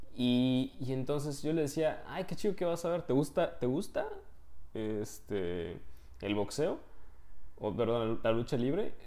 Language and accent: Spanish; Mexico; moved away as an adult; now in Poland; somos mexicanos